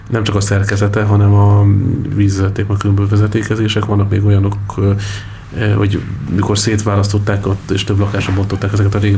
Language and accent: Hungarian; Hungary; now in Budapest, Hungary; hát én is vidéki vagyok, vagy csak falu.